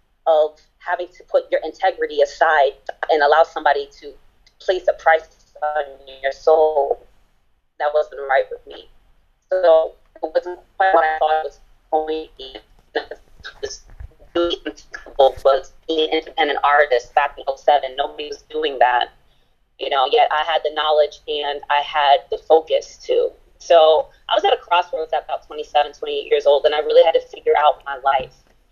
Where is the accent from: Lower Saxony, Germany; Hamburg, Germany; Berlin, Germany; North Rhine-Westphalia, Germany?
Berlin, Germany; I just came back from Berlin, Germany, from my hometown of Charlottenburg